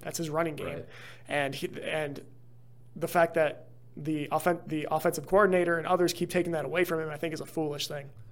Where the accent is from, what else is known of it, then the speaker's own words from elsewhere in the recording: Chicago, Illinois, United States; I'm actually from the Chicagoland area.